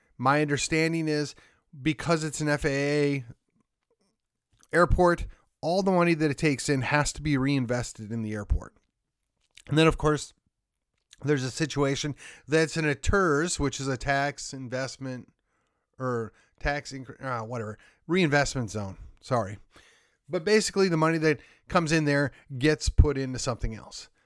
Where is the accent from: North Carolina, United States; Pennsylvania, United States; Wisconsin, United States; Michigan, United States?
Wisconsin, United States; Milwaukee; now in McKinney, United States; I grew up just outside of Milwaukee